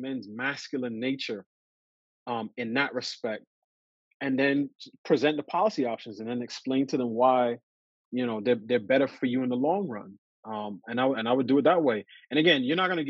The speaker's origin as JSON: {"language": "English", "town": "New York City", "region": "New York", "country": "United States", "tie": "born or raised there", "said": "I grew up in New York City."}